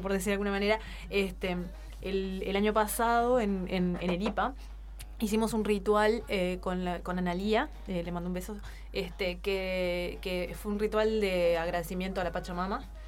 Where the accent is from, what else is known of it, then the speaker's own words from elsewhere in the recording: Uruguay; acá en Uruguay tenemos